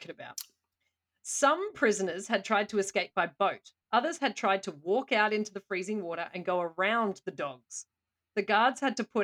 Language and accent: English; Australia; as an Australian